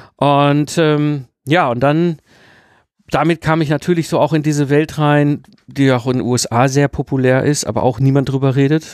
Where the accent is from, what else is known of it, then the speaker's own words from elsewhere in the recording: Ruhr area, North Rhine-Westphalia, Germany; ich bin ja im Ruppert geboren und groß geworden, also so schön zwischen Kohle und Stahl